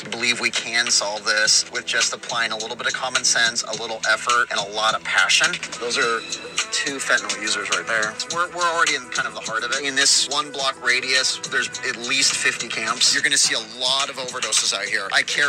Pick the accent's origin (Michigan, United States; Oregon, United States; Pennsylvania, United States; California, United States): Oregon, United States; Portland; I'm born and raised in Portland, Oregon.